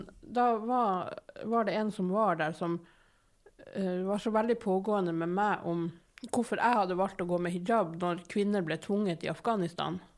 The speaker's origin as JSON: {"language": "Norwegian", "town": "Narvik", "region": "Nordland", "country": "Norway", "tie": "born or raised there", "moved": "as an adult", "lives_now": "Bergen, Norway", "said": "i Nord-Norge med læstadianere på alle kanter"}